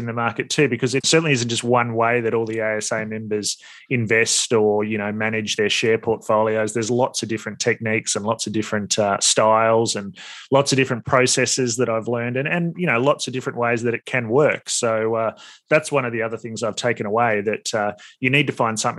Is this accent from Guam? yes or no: no; Australia; also born or lived in United States; as an Aussie